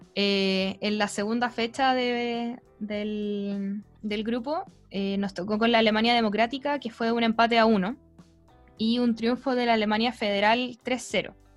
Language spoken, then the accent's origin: Spanish; Chile; como chilenos